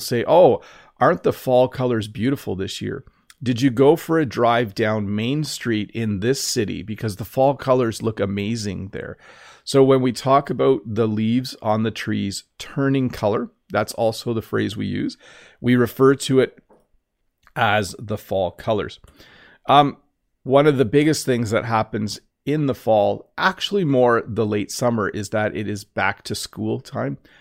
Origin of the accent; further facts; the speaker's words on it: Canada; I'm Canadian.